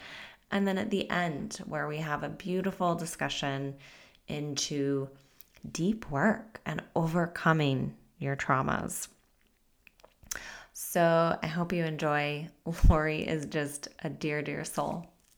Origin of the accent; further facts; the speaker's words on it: Utah, United States; And you were from Utah and I was from Utah.